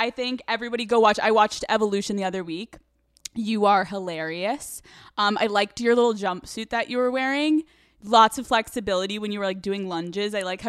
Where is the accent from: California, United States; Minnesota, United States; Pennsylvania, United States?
Pennsylvania, United States; Newtown; However, let me bring us down to equilibrium. I'm from Pennsylvania.